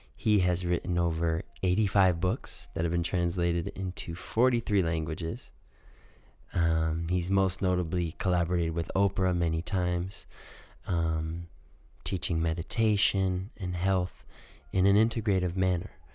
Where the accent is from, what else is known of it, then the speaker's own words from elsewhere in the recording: Detroit, Michigan, United States; moved away; I'm from Detroit, Michigan originally